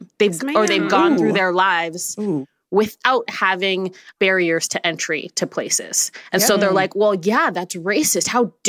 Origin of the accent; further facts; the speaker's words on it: Ghana; that joke maybe about, like, Nigerian people isn't for me because I'm Ghanaian.